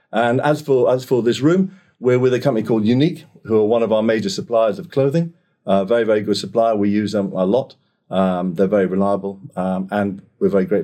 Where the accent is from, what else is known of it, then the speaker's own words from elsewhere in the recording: Singapore; moved away as an adult; now in United Kingdom; I was born in Singapore, spent 18 years uh, out there, education and all that sort of stuff. Came back to the UK um, after I finished my A levels, went to college.